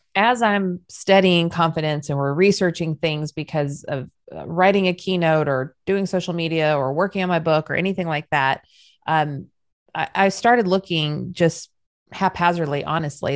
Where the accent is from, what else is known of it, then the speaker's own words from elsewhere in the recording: Southern California, United States; moved away; also born or lived in Southern United States; I know I'm Southern now, but I was still raised in SoCal